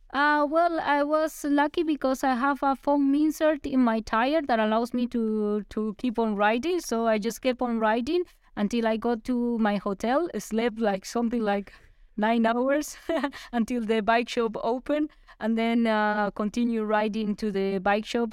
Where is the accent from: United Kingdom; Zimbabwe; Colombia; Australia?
Colombia; Armenia, Quindío; moved away; in my hometown, in, in Armenia